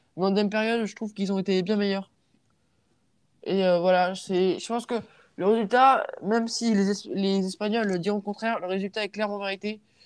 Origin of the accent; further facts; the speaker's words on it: France; je suis français